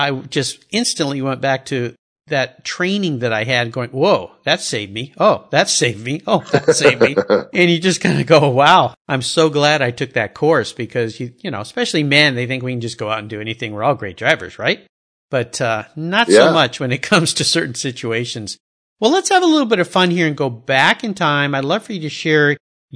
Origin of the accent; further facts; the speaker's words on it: San Diego, California, United States; Yeah, I grew up in Southern California.